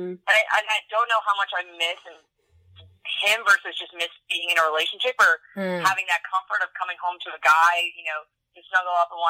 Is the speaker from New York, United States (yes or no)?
yes; Long Island, New York, United States; moved away; I grew up on Long Island